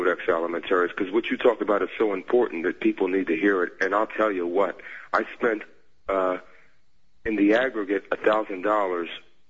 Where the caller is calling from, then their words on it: Philadelphia, Pennsylvania, United States; from Philadelphia.